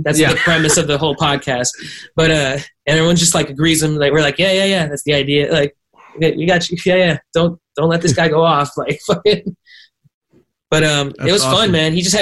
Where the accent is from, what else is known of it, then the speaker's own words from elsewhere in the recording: Miami, Florida, United States; moved away; also born or lived in Arcadia, California; I was raised in Miami. Shout out to the fucking 305